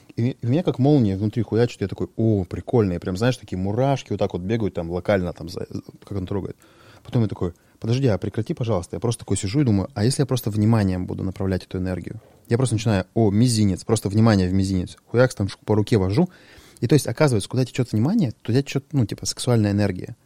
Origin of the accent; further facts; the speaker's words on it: Sharypovo, Krasnoyarsk Krai, Russia; moved away; also born or lived in Cheryomushki; я там родился в Шарыпово, это там гопнический район